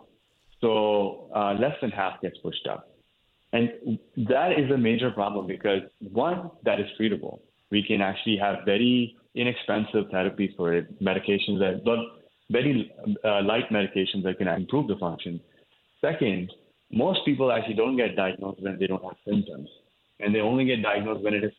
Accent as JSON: {"language": "English", "region": "northern India", "country": "India", "tie": "born or raised there", "moved": "as an adult", "lives_now": "United States", "said": "I grew up in India. I grew up in the north part of the country, where I went to medical school as well."}